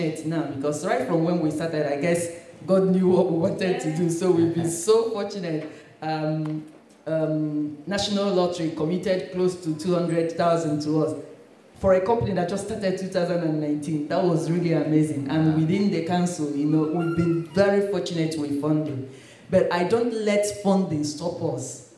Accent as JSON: {"language": "English", "country": "Nigeria", "tie": "born or raised there", "moved": "as an adult", "lives_now": "United Kingdom", "said": "I grew up in Nigeria and I was a Christian, Pentecostal"}